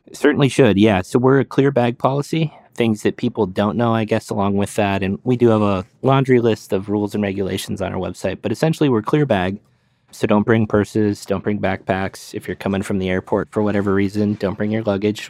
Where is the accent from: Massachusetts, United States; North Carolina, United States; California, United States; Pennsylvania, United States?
California, United States; moved away as an adult; also born or lived in Phoenix area, Arizona; now in Scottsdale, United States; California-born, grew up a Giants fan